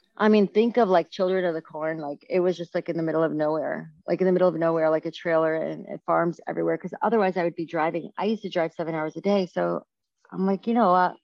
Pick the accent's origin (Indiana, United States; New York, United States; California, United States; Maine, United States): New York, United States; moved away as an adult; now in St. Louis, United States; as a New Yorker